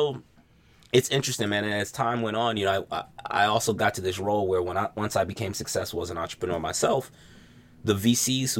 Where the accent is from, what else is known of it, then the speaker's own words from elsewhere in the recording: New York City, New York, United States; now in Seattle, United States; I'm from Brooklyn.